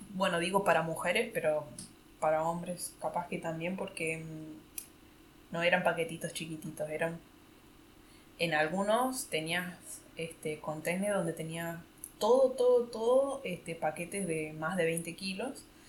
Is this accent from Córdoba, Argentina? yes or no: yes; Córdoba, Argentina; moved away as an adult; now in Berlin, Germany; que soy de Argentina